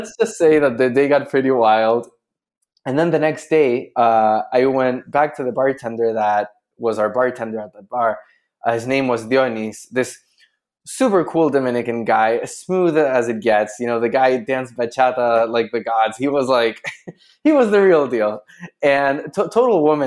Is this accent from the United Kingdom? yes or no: no; Chile; So I'm from Chile. I'm a Chilean guy